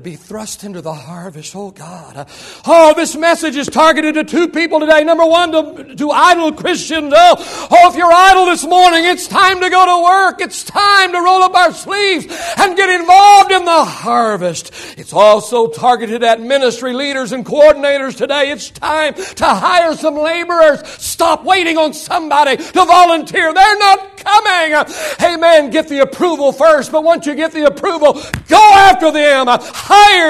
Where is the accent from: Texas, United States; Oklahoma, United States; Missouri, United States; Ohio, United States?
Oklahoma, United States; I was born in 1955 in Oklahoma